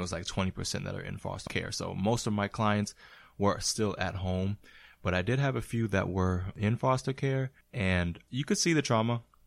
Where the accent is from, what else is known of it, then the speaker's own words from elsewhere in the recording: Florida, United States; now in New England, United States; Originally, I was raised in Florida